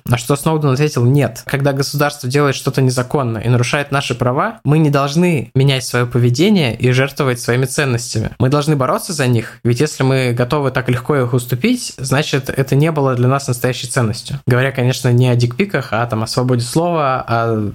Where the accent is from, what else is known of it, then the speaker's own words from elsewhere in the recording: Russia; я из России